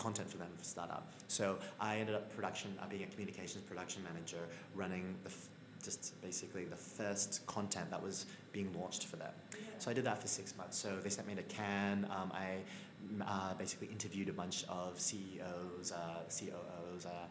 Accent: Australia; moved away as an adult; also born or lived in Melbourne, Australia / Sydney, Australia; now in United Kingdom; as an Australian

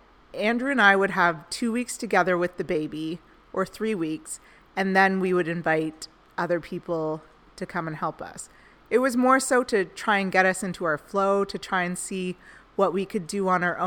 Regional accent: Canada; I'm originally from Canada

